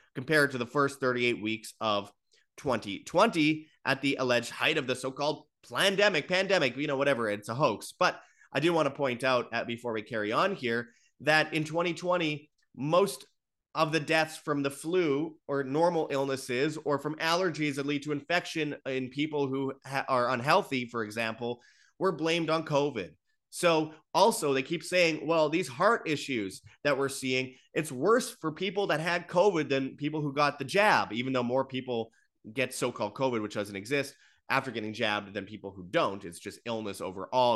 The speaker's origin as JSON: {"language": "English", "country": "Canada", "said": "as a Canadian"}